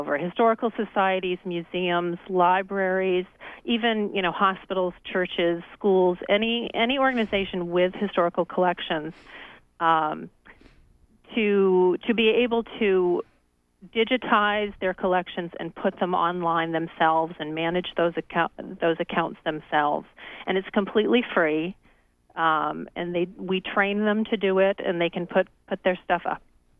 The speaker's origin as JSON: {"language": "English", "region": "Maine", "country": "United States", "tie": "born or raised there", "moved": "yes", "said": "I grew up in Maine. I left for about 15 years, but like a lot of people, was drawn back to the state several years ago"}